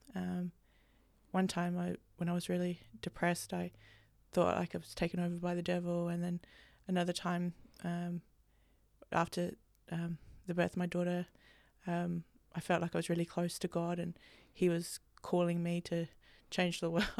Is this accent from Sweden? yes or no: no; England, United Kingdom; growing up, especially growing up in England